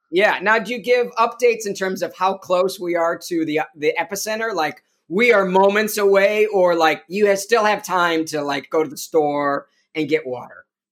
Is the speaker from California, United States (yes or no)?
no; Chicago, Illinois, United States; I grew up in Chicago